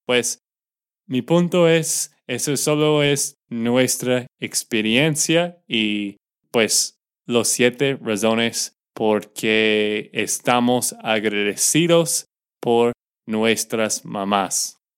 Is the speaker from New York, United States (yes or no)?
no; Texas, United States; de Texas, Estados Unidos